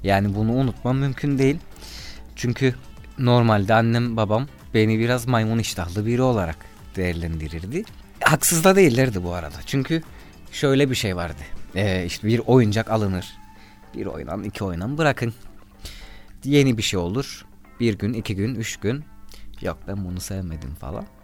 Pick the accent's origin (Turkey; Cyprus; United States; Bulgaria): Cyprus; Kıbrıslı Akdeniz insanıyız